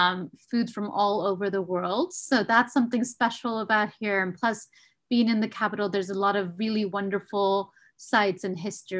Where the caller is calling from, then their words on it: Washington, District of Columbia, United States; I am calling in from Washington, D.C.